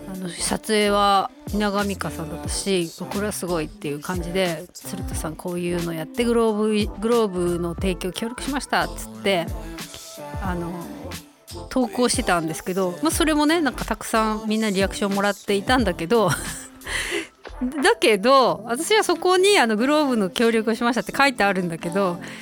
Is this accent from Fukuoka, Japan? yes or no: no; Obihiro, Hokkaido, Japan; 地元帯広